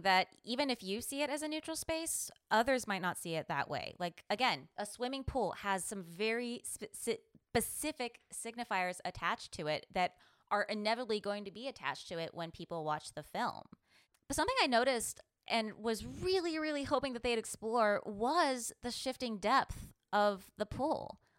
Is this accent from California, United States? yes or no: yes; San Jose, California, United States; The dance studio I grew up in San Jose, actually, one of the studios used to be a Victorian-era pool.